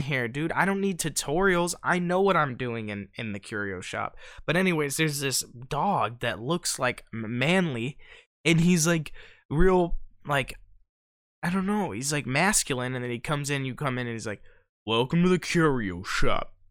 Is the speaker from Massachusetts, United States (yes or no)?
no; Ohio, United States; we're from Ohio